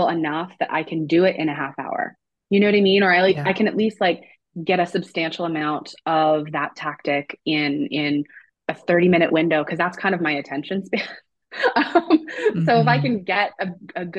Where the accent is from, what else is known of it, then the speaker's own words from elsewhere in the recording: Moncton, New Brunswick, Canada; moved away as an adult; also born or lived in Abaco, Bahamas / Lisbon, Portugal / Halifax; I'm from Moncton, New Brunswick, so far East Coast Canada.